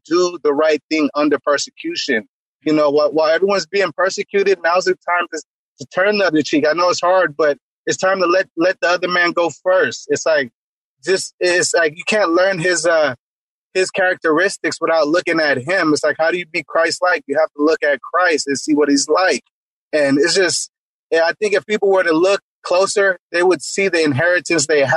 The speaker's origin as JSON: {"language": "English", "country": "Jamaica", "tie": "born or raised there", "moved": "yes", "said": "I was born in Jamaica"}